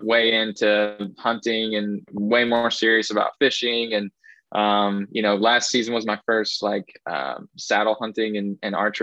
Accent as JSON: {"language": "English", "region": "Southern Indiana", "country": "United States", "tie": "born or raised there", "said": "I grew up here in Southern Indiana."}